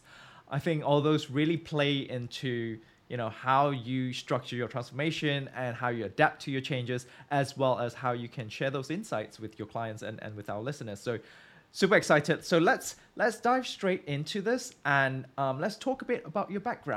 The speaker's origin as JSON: {"language": "English", "country": "Malaysia", "tie": "born or raised there", "said": "growing up in Malaysia"}